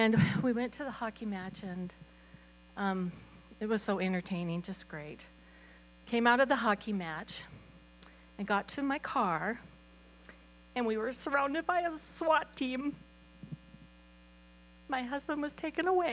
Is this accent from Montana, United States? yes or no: yes; Glasgow, Montana, United States; also born or lived in Malta, Montana; I grew up in Glasgow. I was raised here.